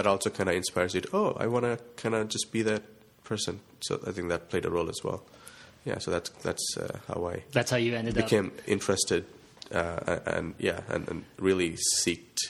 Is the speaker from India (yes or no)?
yes; India; moved away as an adult; now in Delaware, United States; I'm originally from India